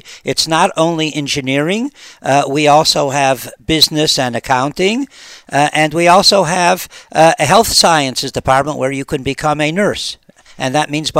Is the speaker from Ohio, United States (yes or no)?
yes; Cleveland, Ohio, United States; moved away as an adult; now in Israel; I come from Cleveland, Ohio, which is not known as the sun capital of the world